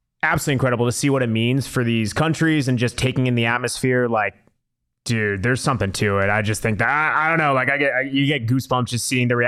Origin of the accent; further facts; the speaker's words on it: United States; myself as American